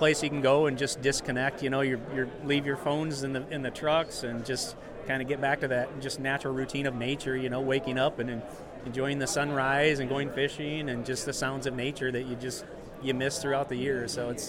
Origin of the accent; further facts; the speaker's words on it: Illinois, United States; We're from Central Illinois.